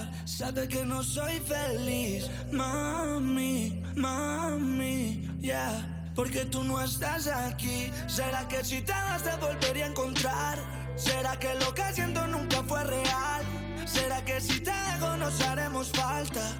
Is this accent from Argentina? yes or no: no; Panama; Y el … como panameño nos está dejando en alto en la música y en todo lo que hace.